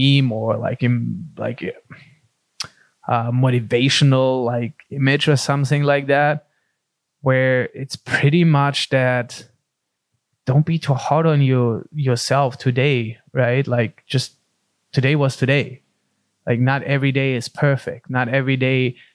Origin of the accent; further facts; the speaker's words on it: Germany; also born or lived in Pacific Beach, California; now in San Diego, United States; growing up in Germany, it's funnily, I grew up in the only city I feel in the country where we didn't have a professional soccer team